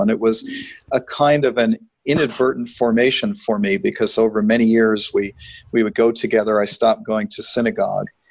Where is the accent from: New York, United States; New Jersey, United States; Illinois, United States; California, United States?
New York, United States; New York City; moved away; also born or lived in Arizona; I grew up in New York City, but uh, at least for the first six years of my life, we were within walking distance of the Hayden Planetarium